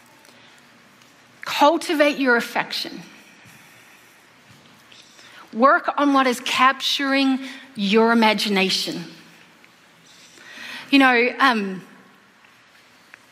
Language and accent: English; New Zealand; moved away; I'm from New Zealand, so there's no such thing as Thanksgiving in New Zealand.